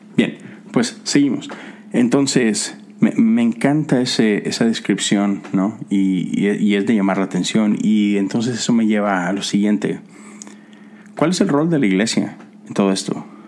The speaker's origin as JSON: {"language": "Spanish", "country": "Mexico", "moved": "as an adult", "lives_now": "United States", "said": "vivo acá, a pesar de que soy de México. Pero tengo casi nueve años viviendo en Estados Unidos"}